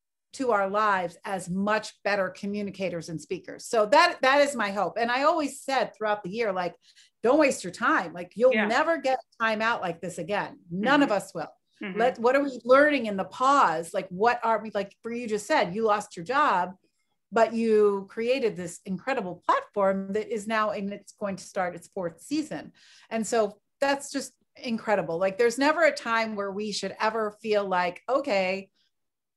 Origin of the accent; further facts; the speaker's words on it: Philadelphia, Pennsylvania, United States; moved away as an adult; also born or lived in Chicago; my hometown of Philadelphia